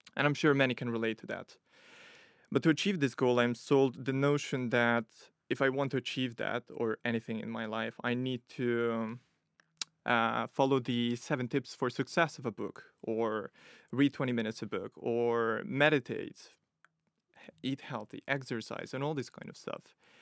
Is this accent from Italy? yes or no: yes; Italy; moved away as an adult; also born or lived in Ukraine / Nottingham; now in London, United Kingdom; I'm from Italy, but originally from Ukraine